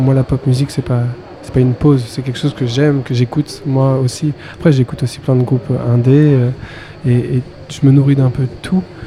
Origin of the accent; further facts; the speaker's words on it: Paris, Île-de-France, France; moved away as an adult; also born or lived in Berlin / Los Angeles; je viens de Paris à la base, j'ai grandi à Paris